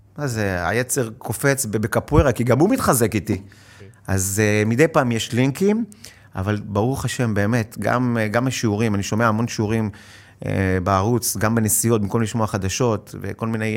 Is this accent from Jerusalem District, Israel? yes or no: no; Hod HaSharon, Central District, Israel; now in Tel Aviv, Israel; במקור בהוד השרון, היום אני מתל אביב